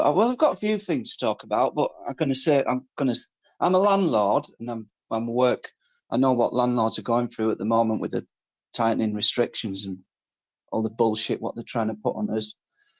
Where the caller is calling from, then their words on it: England, United Kingdom; Markham, in England.